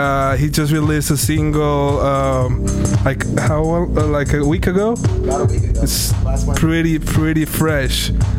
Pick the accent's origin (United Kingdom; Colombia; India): Colombia; now in New York, United States; I'm originally from Colombia, and I remember when I got to New York